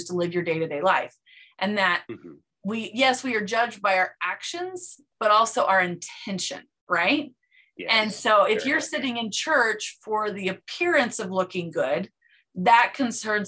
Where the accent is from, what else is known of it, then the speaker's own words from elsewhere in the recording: Provo, Utah, United States; I grew up in Provo, Utah